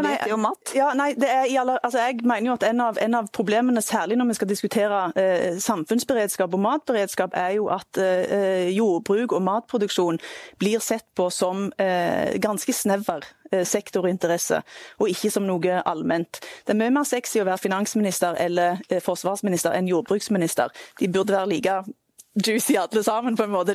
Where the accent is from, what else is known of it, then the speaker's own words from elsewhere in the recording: Jæren, Rogaland, Norway; Jeg kommer fra Jæren, et av Norges matfat.